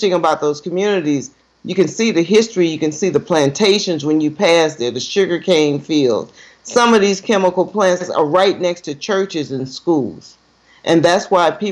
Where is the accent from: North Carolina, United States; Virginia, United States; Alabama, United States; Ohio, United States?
Alabama, United States; moved away as an adult; also born or lived in Michigan; I moved back home to Alabama, because I moved back here directly from Michigan.